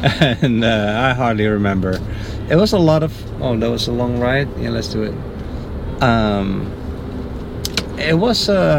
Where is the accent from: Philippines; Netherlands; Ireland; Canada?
Netherlands; moved away; I'm from the Netherlands.